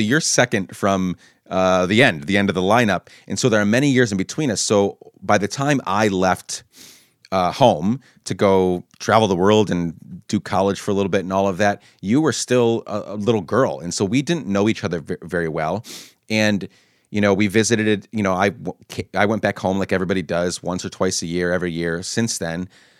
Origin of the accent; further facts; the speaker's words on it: Guatemala; also born or lived in Honduras; now in United States; you said coming back to the U.S., we grew up in Guatemala and Honduras. Our family moved there when we were younger